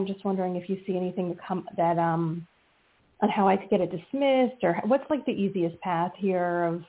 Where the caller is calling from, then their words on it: New Jersey, United States; from New Jersey.